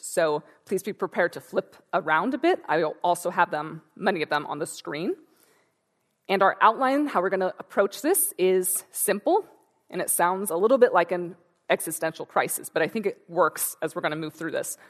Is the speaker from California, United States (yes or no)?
yes; Santa Rosa, California, United States; I'm from Northern California, from Santa Rosa